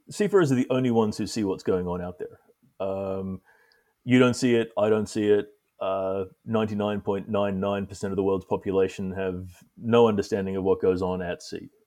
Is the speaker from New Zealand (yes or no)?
yes; New Zealand; also born or lived in Singapore / Greece; now in United States; Um, I'm originally from New Zealand, um, although I've lived uh, for a large part of my life in Singapore uh, and more recently Greece, and now I'm in the United States.